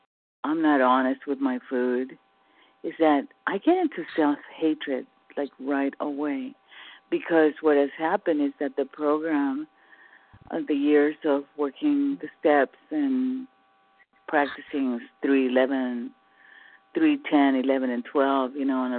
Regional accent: California, United States; from California.

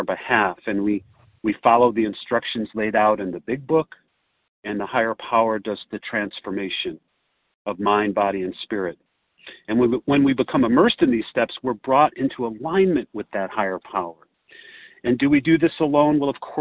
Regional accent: Chicago, Illinois, United States; I hail from Chicago, or the area

